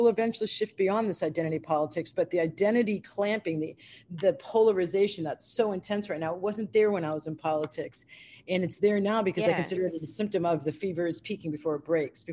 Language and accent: English; United States